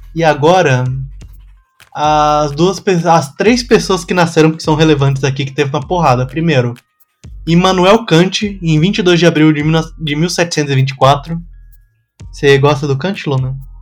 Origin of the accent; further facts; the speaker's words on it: São Paulo, Brazil; eu sou do Capão Redondo